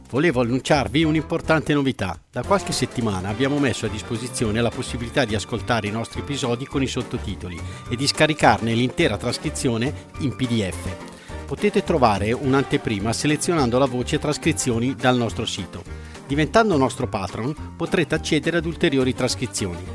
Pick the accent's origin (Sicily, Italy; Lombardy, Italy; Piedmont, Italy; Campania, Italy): Lombardy, Italy; Bergamo; oppure quando dici all'estero sono di Bergamo, ma magari capita anche, anche tuttora, ah, ti dicono subito la squadra della tua città, Atalanta.